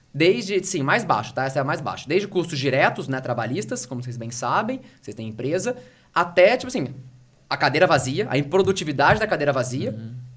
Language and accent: Portuguese; Rio de Janeiro, Brazil; moved away as an adult; now in São Paulo, Brazil; sou carioca, mas eu moro em São Paulo há, há quase 15 anos